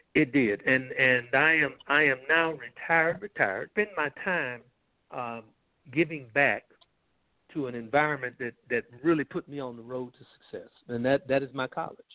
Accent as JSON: {"language": "English", "town": "Columbus", "region": "Georgia", "country": "United States", "tie": "born or raised there", "moved": "as an adult", "said": "I grew up in Columbus, Georgia"}